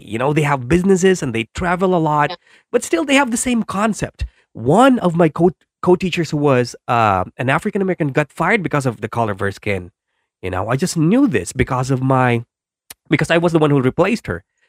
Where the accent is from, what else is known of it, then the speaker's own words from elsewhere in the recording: Philippines; I'm from the Philippines